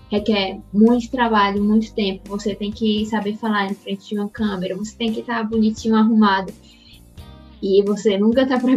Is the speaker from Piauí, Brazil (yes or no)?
yes; Teresina, Piauí, Brazil; now in Recife, Brazil; eu sou natural de Teresina, no Piauí, e atualmente moro em Recife.